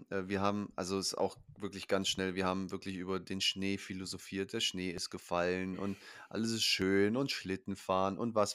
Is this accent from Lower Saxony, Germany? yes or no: yes; Hanover, Lower Saxony, Germany; born there; gut, ich bin auch in Hannover geboren, deswegen auch der Bezug.